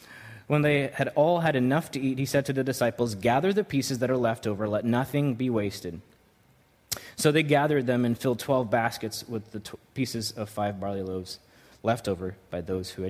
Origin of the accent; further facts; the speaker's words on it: New York, United States; growing up in New York